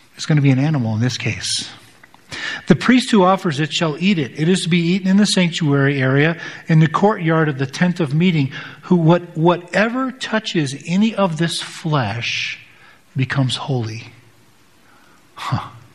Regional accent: United States; as American Western Protestants

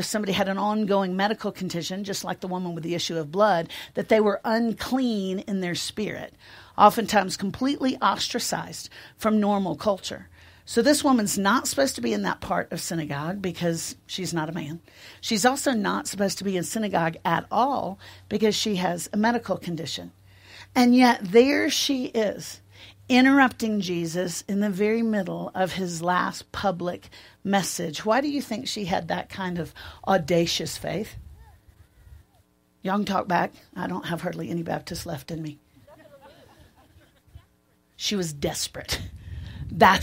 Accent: Nashville, Tennessee, United States; I'm from Nashville

